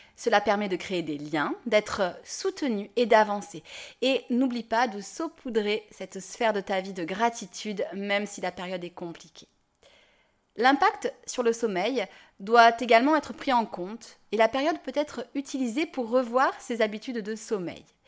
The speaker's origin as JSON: {"language": "French", "town": "Nîmes", "region": "Occitania", "country": "France", "said": "je dis pain au chocolat, je suis de Nîmes"}